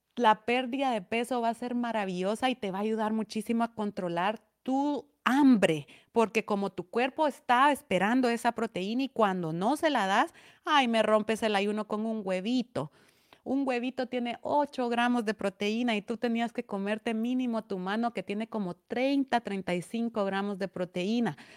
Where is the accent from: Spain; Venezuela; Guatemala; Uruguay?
Guatemala; Esquipulas, Chiquimula; A mí me siguen personas de mi pueblo, de aldeas de mi pueblo